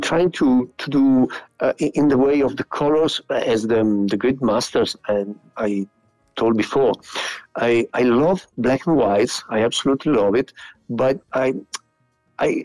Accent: Piacenza, Emilia-Romagna, Italy; English is a second language; my hometown. That, as you said, it is a very small city

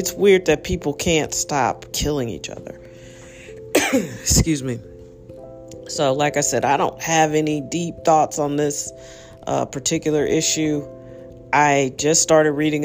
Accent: United States; also born or lived in St. Louis, Missouri; as an American

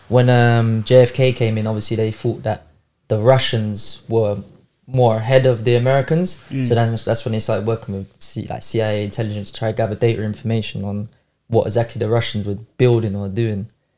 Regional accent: United Kingdom; Like the British, obviously, because we're British.

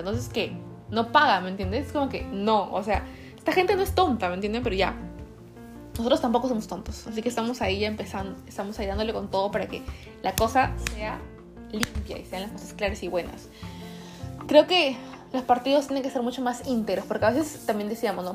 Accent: Peru; moved away; yo soy peruana, 100%

